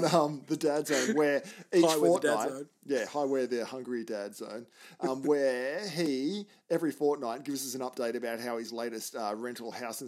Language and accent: English; Australia; I am your Australian host